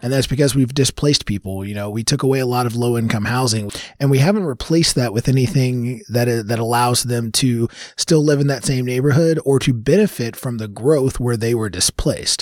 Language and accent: English; Louisville, Kentucky, United States; born and raised here in Louisville. Um, so I grew up in Smoketown